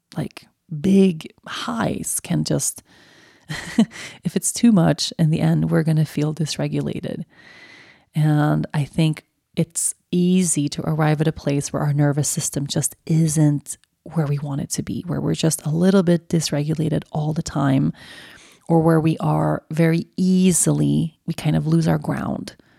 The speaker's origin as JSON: {"language": "English", "country": "Sweden", "moved": "yes", "said": "my roots and my everything that is so beautiful about my home country"}